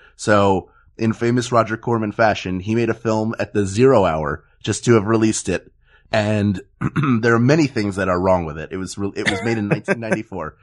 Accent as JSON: {"language": "English", "town": "Philadelphia", "region": "Pennsylvania", "country": "United States", "moved": "yes", "lives_now": "Los Angeles, United States", "said": "I'm from Philadelphia and live in Los Angeles"}